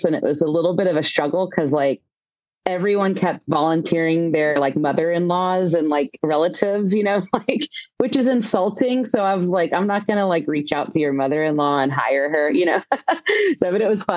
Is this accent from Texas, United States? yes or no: yes; Houston, Texas, United States; moved away as an adult; also born or lived in Nashville, United States / Los Angeles, United States; I'm from the Houston area.